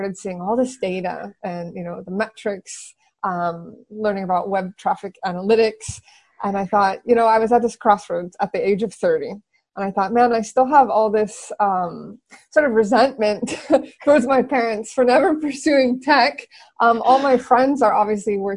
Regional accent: San Francisco Bay Area, California, United States; moved away as an adult; also born or lived in Silicon Valley; now in Barcelona, Spain; I'm originally from the San Francisco Bay Area, born and raised.

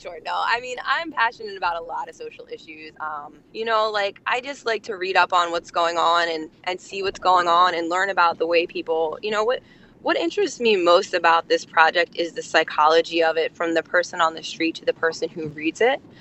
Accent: Absecon, New Jersey, United States; I'm from New Jersey too, girl. Um, I'm from Atlantic, uh, right outside of Atlantic City, Absecon.

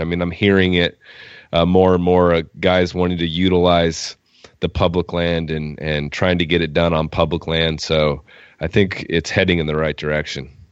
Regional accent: Oregon, United States; we're from Oregon.

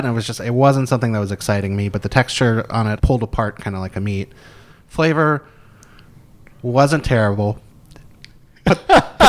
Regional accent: South Carolina, United States; now in St. Louis, United States; Being that I grew up in South Kakalaki, I was raised on cornbread

